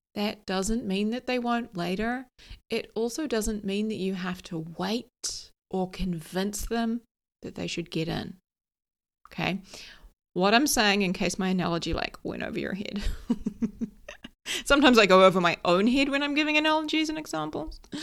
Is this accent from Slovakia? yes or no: no; New Zealand; also born or lived in London; I live in New Zealand, I grew up here in New Zealand, but I moved to London for a couple of years.